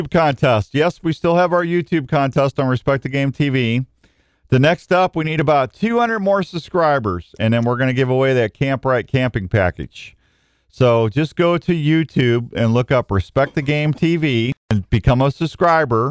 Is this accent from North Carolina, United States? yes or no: no; St. Louis, Missouri, United States; moved away as an adult; now in Iowa, United States; I'm from St. Louis